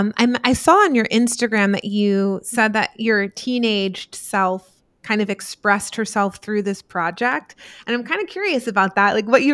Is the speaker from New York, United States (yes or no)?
no; New Jersey, United States; I was from New Jersey.